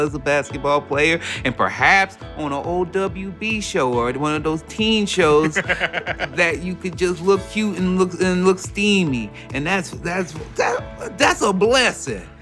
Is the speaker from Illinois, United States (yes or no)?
yes; Chicago, Illinois, United States; the Chicago Bulls, my hometown mm-hmm. team.